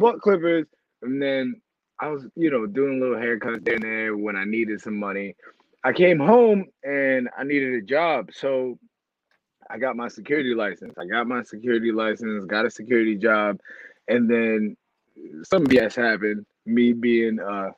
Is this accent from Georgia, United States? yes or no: no; New York, United States; moved away; I'm from New York and I'm a guy